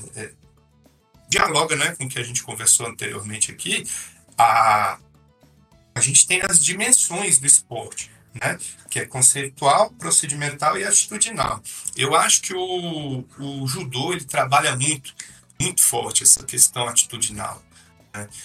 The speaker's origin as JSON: {"language": "Portuguese", "town": "Brasília", "region": "Federal District", "country": "Brazil", "tie": "born or raised there", "said": "eu morava ali na, na 414 Sul, era uma quadra assim que tinha muita gente que, que vinha do Rio de Janeiro"}